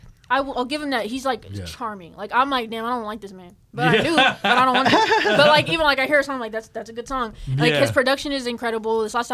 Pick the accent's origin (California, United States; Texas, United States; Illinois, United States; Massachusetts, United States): Texas, United States; I grew up in Texas